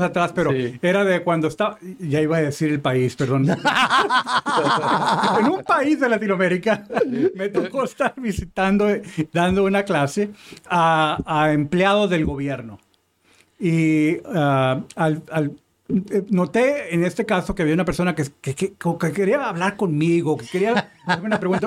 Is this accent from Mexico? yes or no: yes; Mexico; yo soy mexicano